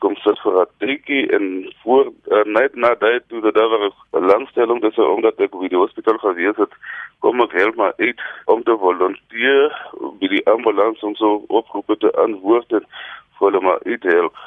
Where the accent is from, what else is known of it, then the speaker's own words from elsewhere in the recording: Barkly West, Northern Cape, South Africa; now in Kimberley, South Africa; ek het groot geword hier in Tafelberg